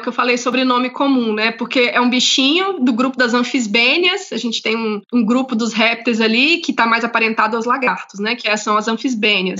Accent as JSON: {"language": "Portuguese", "region": "interior of Goiás", "country": "Brazil", "tie": "born or raised there", "moved": "yes", "said": "Eu, eu morei no interior de Goiás, eu sou de Goiás"}